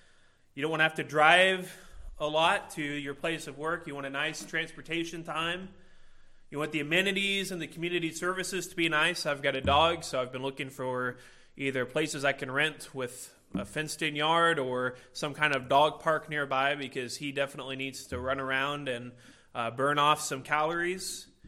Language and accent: English; Illinois, United States; now in Indiana, United States; I came from Illinois and I moved to Indiana, and one of those states is better than the other one